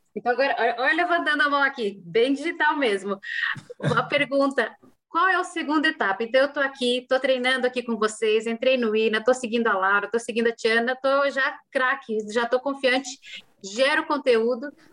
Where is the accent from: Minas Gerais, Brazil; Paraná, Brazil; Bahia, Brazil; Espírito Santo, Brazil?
Paraná, Brazil; Cascavel; eu sou paranense, eu sou de Cascavel